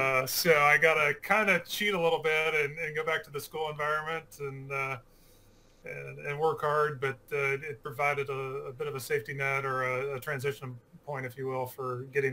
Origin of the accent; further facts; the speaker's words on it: Oregon, United States; also born or lived in New York / Northeast US; now in Houston, United States; I am what they call a Texan by marriage. And so I actually grew up on the West Coast, so I grew up in Oregon and bounced around, went to school in New York, was in the Army for 5 years, went back to school in the Northeast, and we're in Texas.